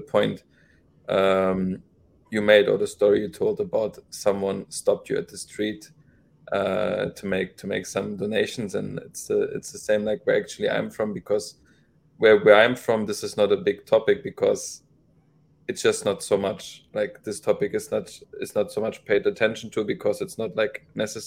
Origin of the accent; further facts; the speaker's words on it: Germany; And I grew up in Europe, and especially I grew up in Germany